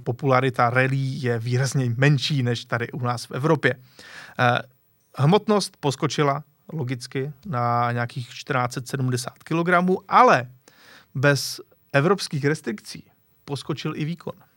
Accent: Czechia; my třeba jako Češi

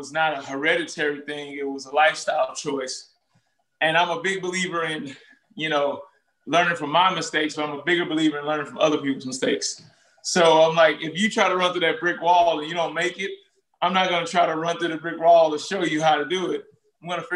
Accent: St. Louis, Missouri, United States; moved away as an adult; also born or lived in Little Rock, Arkansas / Miami, Florida; I was born in Little Rock, Arkansas, raised in Ferguson/St. Louis, Missouri

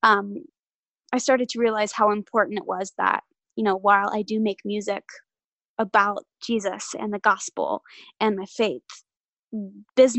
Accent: Nashville, Tennessee, United States; born and raised in Nashville

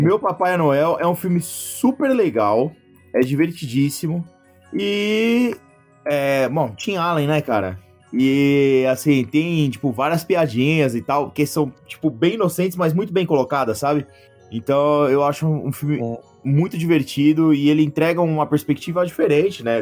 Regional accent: Brazil; a gente, como brasileiro

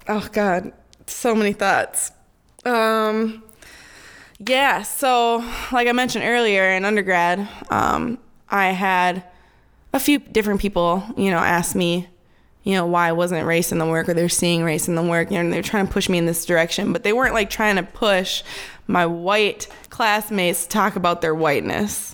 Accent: Minneapolis, Minnesota, United States; also born or lived in Wisconsin; I grew up in South Minneapolis

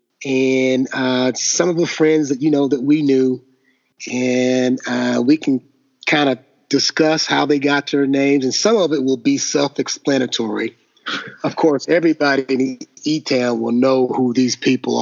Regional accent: the South, United States; growing up in the South, you know, everybody had a nickname

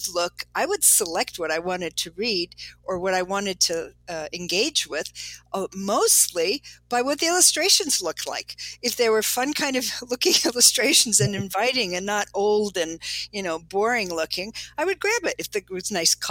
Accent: Chicago, Illinois, United States; I grew up in Chicago

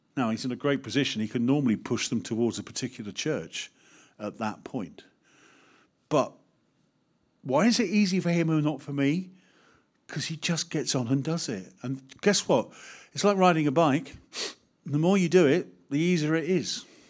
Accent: United Kingdom; As British people

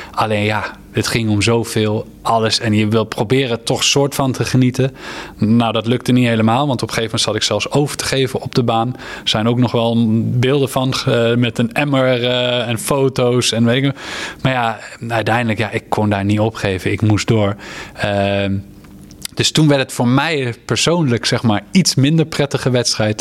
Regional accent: Netherlands; als Nederlander

